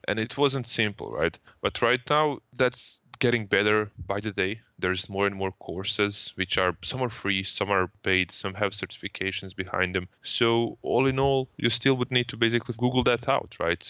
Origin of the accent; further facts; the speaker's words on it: Croatia; I come from Croatia